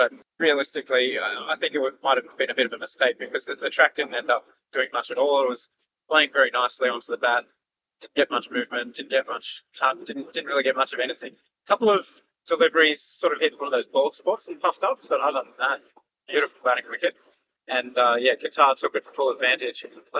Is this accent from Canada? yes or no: yes; Canada; born there; I've never been, even though I was born in Canada